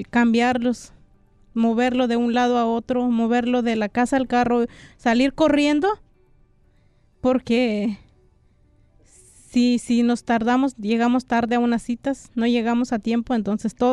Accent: San Baltasar Loxicha, Oaxaca, Mexico; now in United States; Sí, somos de San Baltasar, Loxicha.

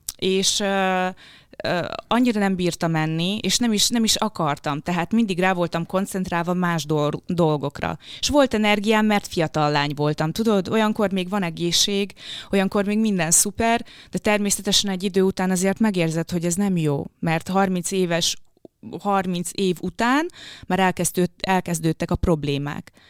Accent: Kisdobrony, Zakarpattia Oblast, Ukraine; first language Hungarian; moved away; Kárpátalján, Kisdobrony nevű faluban, ez Záhonytól nincs messze, azt hiszem egy 15 kilométerre, tehát nagyon-nagyon közel a határhoz. Magyar iskolát végeztem, magyar gimnáziumba jártam.

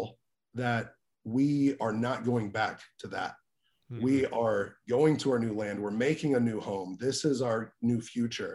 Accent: Greenville, Mississippi, United States; I was born in Greenville, Mississippi

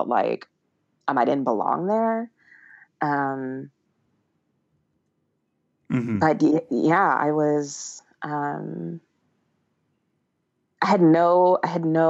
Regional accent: Toledo, Ohio, United States; I grew up in Toledo, Ohio

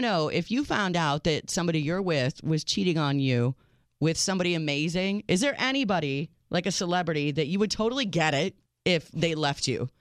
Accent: United States; I am your American realist

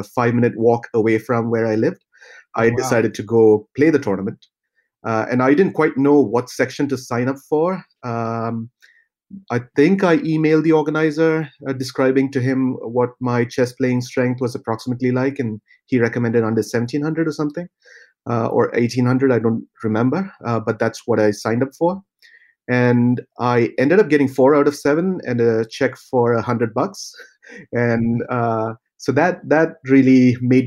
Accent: Thrissur, Kerala, India; also born or lived in Tamil Nadu; I was born in the state of Kerala in India, which is a small coastal state. So my hometown is Thrissur

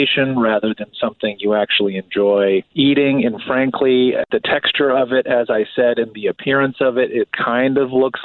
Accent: outside Chicago, the Midwest, Illinois, United States; born or raised there

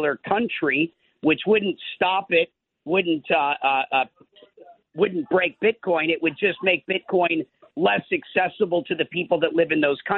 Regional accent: Minnesota, United States; moved away; I'm from Minnesota, so I did spend a lot of my life on farms as a kid

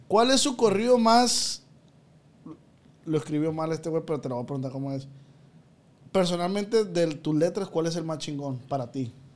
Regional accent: Michoacán, Mexico; mi estado Michoacán

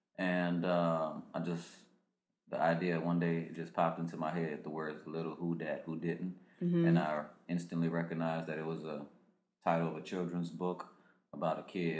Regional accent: New Orleans, Louisiana, United States; New Orleans, Louisiana.

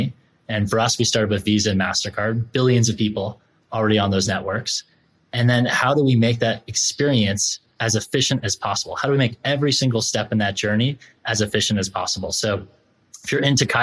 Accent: Concord, Massachusetts, United States; I grew up in Concord, Massachusetts

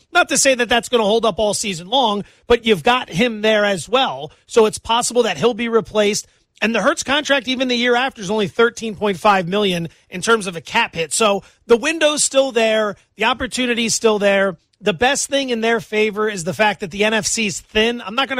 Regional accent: Northeast, United States; I'm from the Northeast.

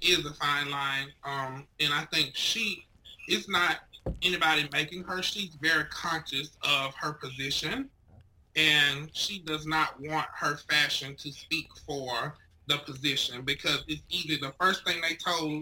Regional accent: Ridgeway, South Carolina, United States; moved away; In Ridgeway, South Carolina.

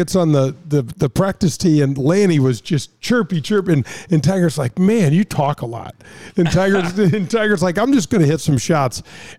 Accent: Canada; But I was in the game, and I'll never forget the impact of being a Canadian and a member of the NHL Hall of Fame.

